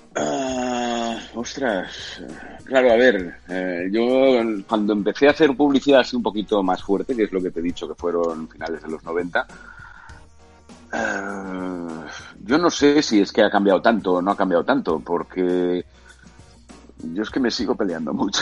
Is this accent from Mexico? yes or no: no; Catalonia, Spain; sabiendo que soy catalán